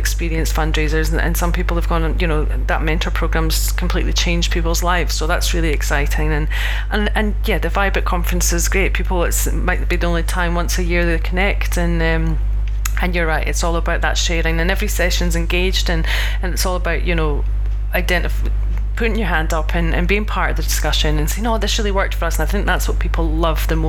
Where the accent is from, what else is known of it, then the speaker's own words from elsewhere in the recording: Scotland, United Kingdom; I'm this Scottish chick